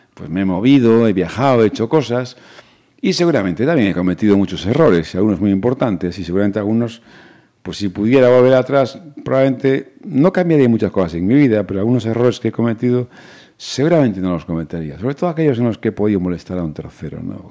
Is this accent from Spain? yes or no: yes; Pontevedra, Galicia, Spain; yo soy un chico de Pontevedra, que nací en la Rúa Nueva, que es un barrio que está muy próximo a la Plaza de Toros, que fui a un colegio público aquí toda la vida, hijo de profesores y que me crié en Pontevedra